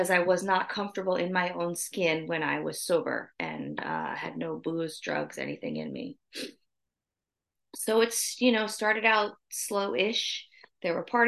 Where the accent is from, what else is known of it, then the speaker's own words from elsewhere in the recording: New Jersey, United States; moved away as an adult; also born or lived in South Carolina; I grew up in New Jersey.